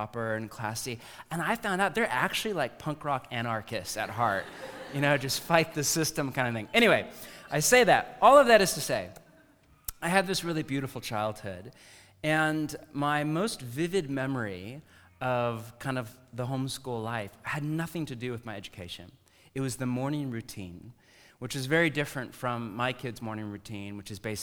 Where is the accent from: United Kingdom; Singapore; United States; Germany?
United States; Bay Area, California; moved away; I grew up in the Bay Area of California